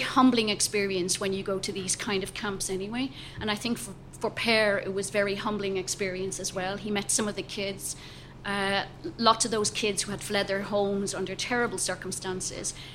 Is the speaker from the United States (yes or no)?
no; Ireland; I'm Irish